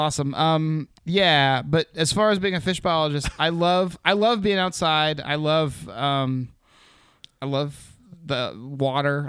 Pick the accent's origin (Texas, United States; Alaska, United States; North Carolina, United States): Alaska, United States; Anchorage; also born or lived in Seattle; I was born in Anchorage.